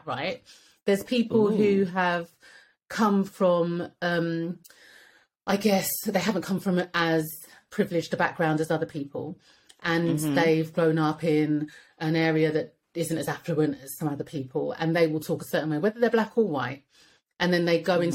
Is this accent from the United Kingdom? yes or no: yes; London, United Kingdom; I was raised in Edmonton